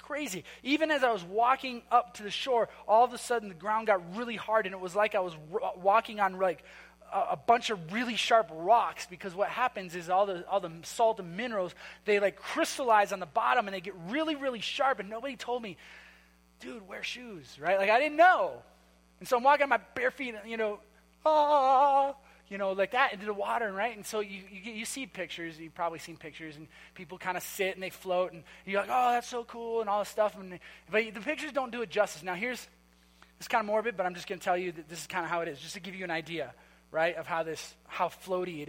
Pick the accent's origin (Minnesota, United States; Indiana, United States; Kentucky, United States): Minnesota, United States; I'm from Minnesota